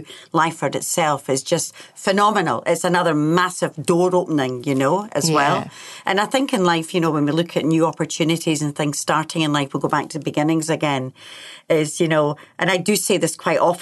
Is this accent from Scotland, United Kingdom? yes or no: yes; Scotland, United Kingdom; now in New Zealand; being Scottish